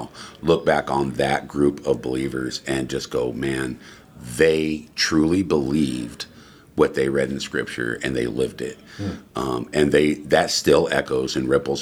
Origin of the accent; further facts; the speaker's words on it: Texas, United States; also born or lived in Englewood, Colorado; now in Loup City, United States; I'm originally from Texas